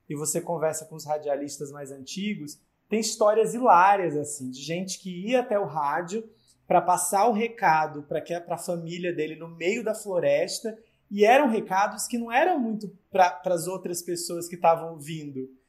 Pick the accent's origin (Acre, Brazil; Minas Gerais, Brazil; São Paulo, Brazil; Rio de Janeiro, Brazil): Acre, Brazil; also born or lived in Rio Grande do Norte; lá no Acre, né, é onde eu cresci